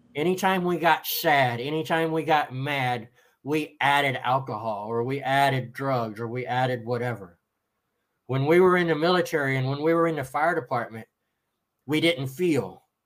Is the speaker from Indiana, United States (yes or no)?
no; Austin, Texas, United States; Originally, I am from Austin, Texas